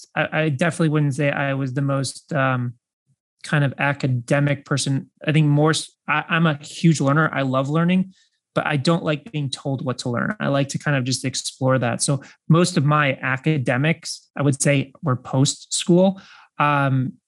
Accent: Chicago, Illinois, United States; I grew up in the Midwest and I was born in Chicago

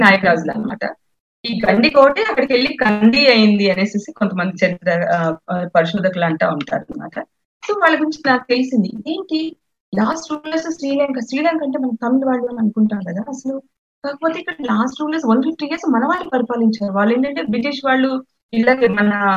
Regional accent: Mahabubnagar district, Telangana, India; actual గా మాది మహబూబ్ నగర్ జిల్లా అండి మా స్వస్థలం మహబూబ్ నగర్ జిల్లా

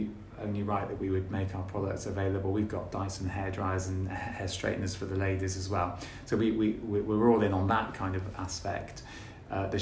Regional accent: Gloucester, South West England, United Kingdom; born or raised there

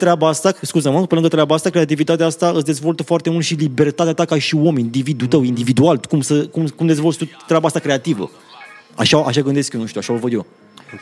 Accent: Roșiorii de Vede, Teleorman County, Romania; eu vin din Roșior de Vede

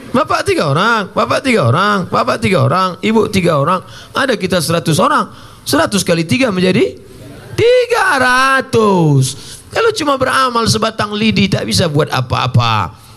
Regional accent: Riau, Indonesia; saya ceramah lah saya dari Riau ada satu kabupaten di tempat saya zakatnya 10 miliar

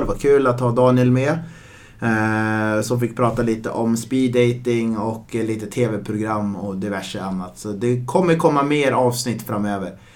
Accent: Östersund, Jämtland, Sweden; now in Stockholm, Sweden; mina barndomskompisar, både som bor här i Stockholm och eh, hemma i Östersund

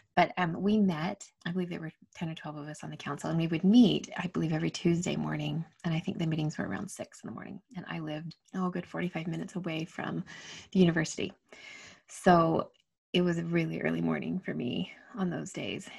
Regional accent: Utah, United States; I'd grown up, and born and raised in Utah, and so super comfortable in the snow

